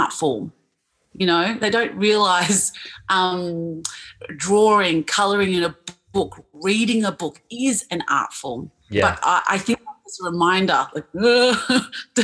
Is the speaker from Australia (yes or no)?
yes; Australia; I'm from Australia